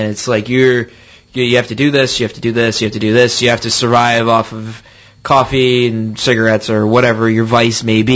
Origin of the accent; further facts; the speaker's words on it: Rhode Island, United States; we're all from Rhode Island